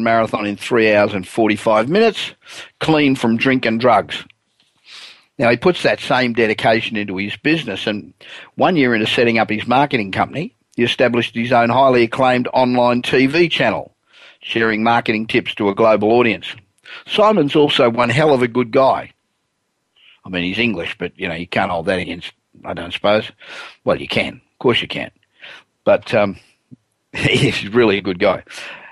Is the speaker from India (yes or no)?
no; Australia; moved away; back in my home country of Australia